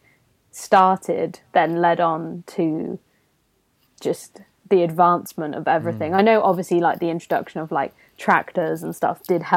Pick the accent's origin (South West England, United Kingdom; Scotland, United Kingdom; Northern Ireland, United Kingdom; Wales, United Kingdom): South West England, United Kingdom; Gloucestershire; where I grew up in Gloucestershire